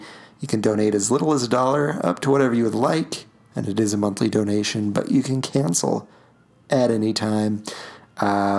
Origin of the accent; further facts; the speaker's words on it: Utah, United States; we are from Utah